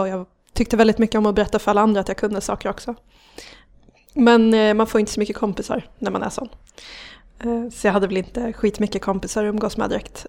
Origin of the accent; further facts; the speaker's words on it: Gävle, Gävleborg County, Sweden; also born or lived in Hedesunda / Ljusdal; jag har vuxit upp i Gävle